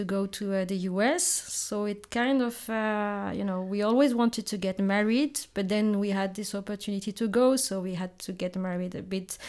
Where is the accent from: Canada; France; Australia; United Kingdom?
France; also born or lived in Madagascar / United States / Netherlands; So yes, I was born in Madagascar 37 years ago. I stayed there until I was five. Mm-hmm. And then my parents, who were both French and Madagascan, decided to move to France so we could study in France.